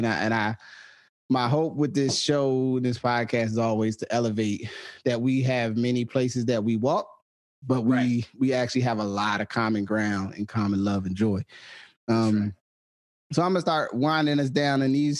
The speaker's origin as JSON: {"language": "English", "town": "Willingboro", "region": "New Jersey", "country": "United States", "tie": "born or raised there", "also_born_or_lived": "Trenton, New Jersey / Pittsburgh", "moved": "as an adult", "said": "when I say I'm from New Jersey, that's where I'm from. specifically within New Jersey, I'm from Trenton and Willingboro. You know what I'm saying? I was born in Trenton and I grew up in Willingboro most of my life."}